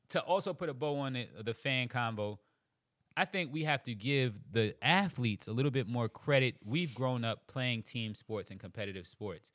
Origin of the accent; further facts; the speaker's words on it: Charleston, South Carolina, United States; also born or lived in Queens, New York; I was born in Queens, New York, raised in Charleston, South Carolina.